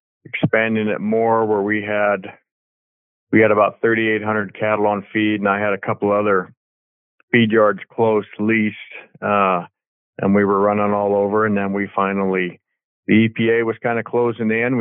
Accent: Dillon, Montana, United States; I'm from Dillon, Montana. My family and I ranch here and have my whole life.

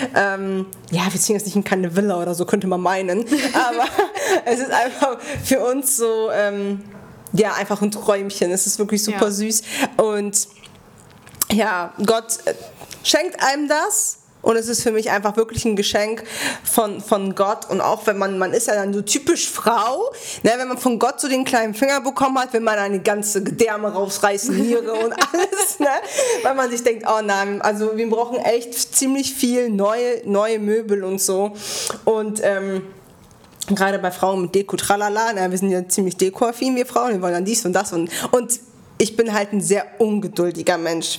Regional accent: Bremen, Germany; wir sind Bremer. Also ich ja schon immer.

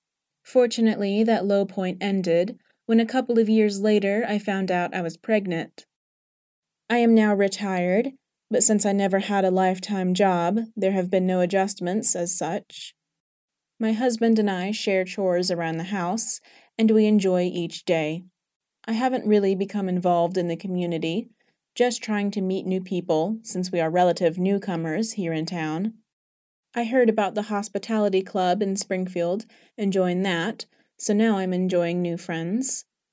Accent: England, United Kingdom; moved away; when people hear my accent, they would invariably ask if I was from England, and when I would answer yes, they would say they'd been there or wanted to go there, and it was just nice to be able to talk with them about my birth country.

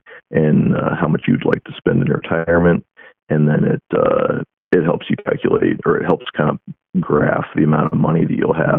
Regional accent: Iowa, United States; now in Florida, United States; I'm originally from the Midwest. I'm from Iowa. But I actually live down in Florida at the moment

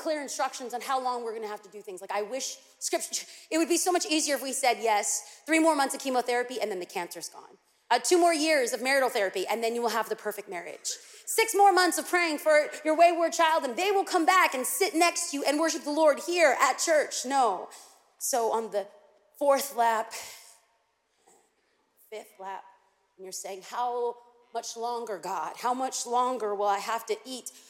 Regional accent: California, United States; I'm from California

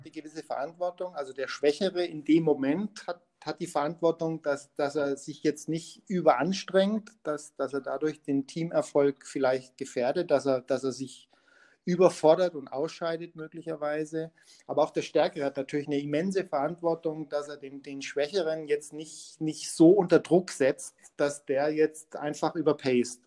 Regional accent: Munich, Bavaria, Germany; ich als Münchner

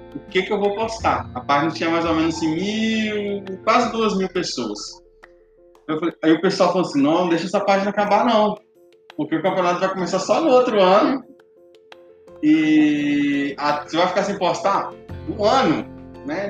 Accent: Nova Lima, Minas Gerais, Brazil; sou natural aqui de Nova Lima, moro no bairro Nova Suíça

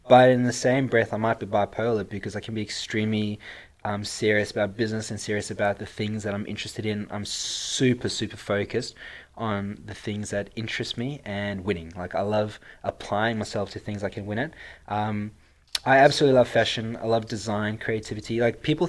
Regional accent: South Africa; accent: South African; now in Australia; my sexy accent is South African. I was born and bred in South Africa and moved to Australia in 2008

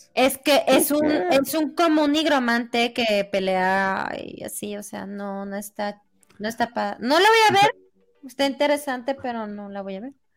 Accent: Chihuahua, Mexico; Soy de Chihuahua.

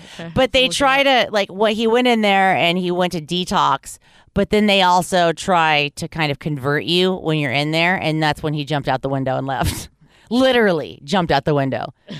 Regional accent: Los Angeles, California, United States; But growing up in Hollywood, you gotta look both ways and whisper if you're even gonna say the word, because there's so many of them.

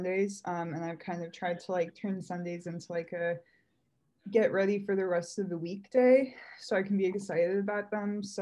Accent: Chicago, Illinois, United States; I'm from Chicago

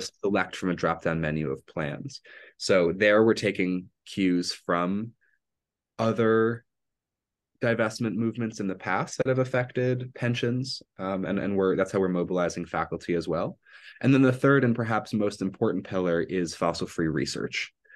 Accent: Evanston, Illinois, United States; moved away as an adult; now in Providence, United States; I'm originally from Evanston, Illinois

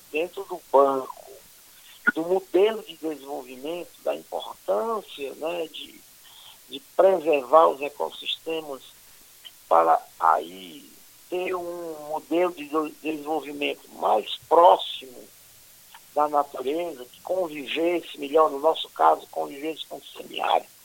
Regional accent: Northeast Region, Brazil; Bom, eu, eu como nordestino, né, vivendo em Fortaleza, na, na época, eh, recebi uma influência muito grande ali da, daquela nossa vida

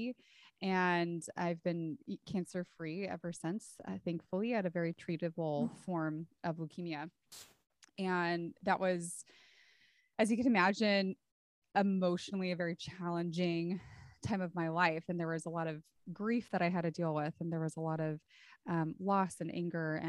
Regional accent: Santa Cruz, California, United States; now in San Antonio, United States; So I grew up in Santa Cruz, California, and I now live in San Antonio, Texas

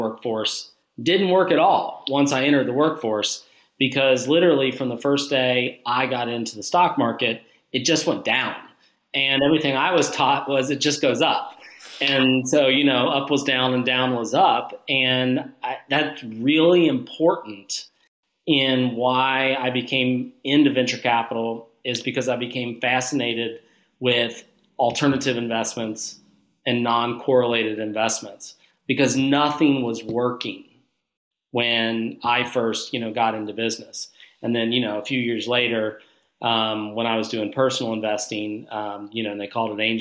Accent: Northern Kentucky, United States; I'm from Northern Kentucky. Whole family's from Northern Kentucky.

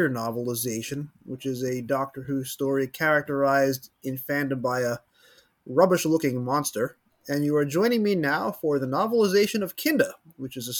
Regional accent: United States; as a white kid growing up in the New York City suburbs in the late 80s

